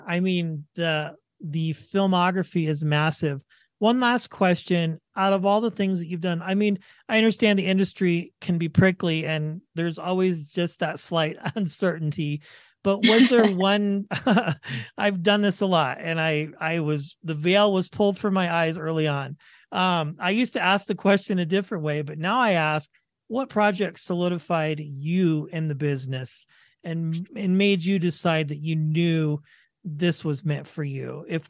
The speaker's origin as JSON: {"language": "English", "town": "Wichita", "region": "Kansas", "country": "United States", "tie": "born or raised there", "said": "Yeah, well, I was born and raised in Kansas, Wichita"}